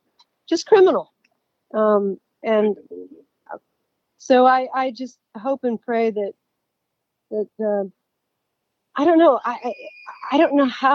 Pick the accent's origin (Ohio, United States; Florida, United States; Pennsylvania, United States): Pennsylvania, United States; Philadelphia; now in Atlanta, United States; my home state of Pennsylvania, I was born and raised in Philadelphia